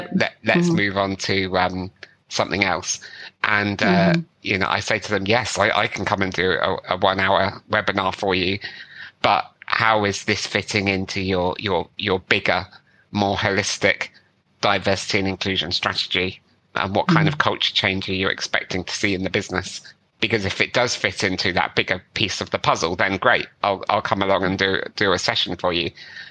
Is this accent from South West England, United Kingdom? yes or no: yes; South West England, United Kingdom; accent: West Country; Cause I've got a fairly neutral British accent, I would say. I grew up in the West Country. So if you get me on the cider, occasionally my West Country accent comes out and I start sounding like a pirate.